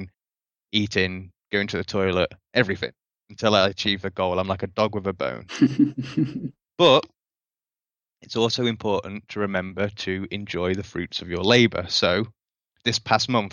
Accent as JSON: {"language": "English", "country": "United Kingdom", "moved": "yes", "lives_now": "Costa Rica", "said": "I'm a British guy in Costa Rica right now."}